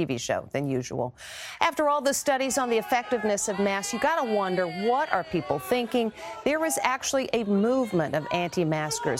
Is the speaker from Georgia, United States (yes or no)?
yes; Dalton, Georgia, United States; my hometown of Dalton, Georgia